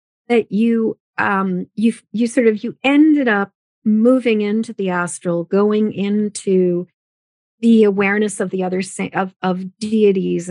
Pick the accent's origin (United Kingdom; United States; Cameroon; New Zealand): United States; my mother is a first generation American. My father, his family is more established in America.